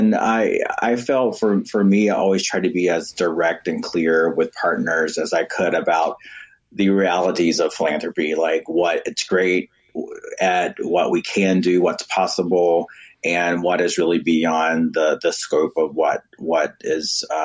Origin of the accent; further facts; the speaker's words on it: North Carolina, United States; I'm from the U.S. South, North Carolina specifically